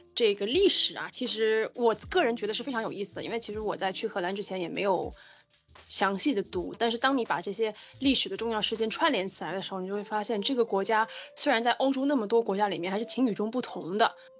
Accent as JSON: {"language": "Chinese", "country": "China", "said": "我们中国人"}